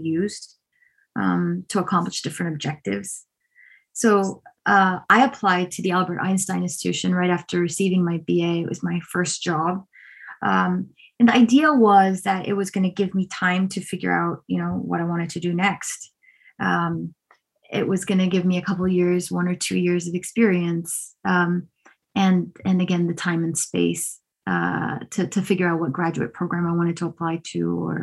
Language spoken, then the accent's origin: English; Afghanistan; I was born in Afghanistan during the Soviet invasion